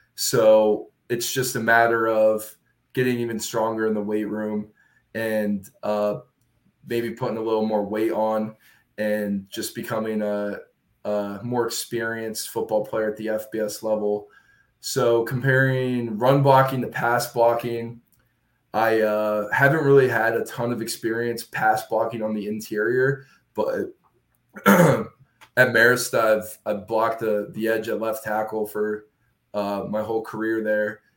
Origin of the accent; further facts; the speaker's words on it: Williamsport, Pennsylvania, United States; I grew up in central Pennsylvania, a town called Williamsport